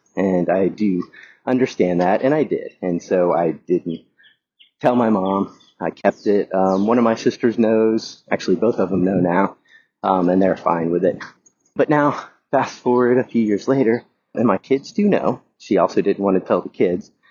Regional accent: the South, United States; moved away; I grew up in the South in a fairly, very conservative family

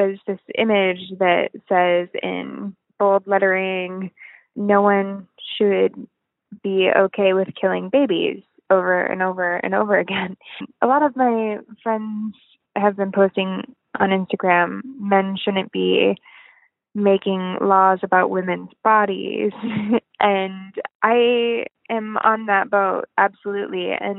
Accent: Midwest, United States; I am from the Midwest in my mid-20s

